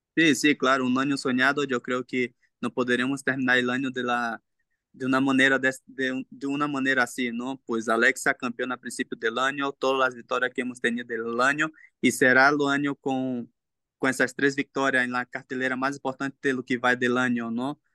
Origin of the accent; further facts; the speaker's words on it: Brazil; Spanish is a second language; now in Mexico; Yo sí, somos brasileños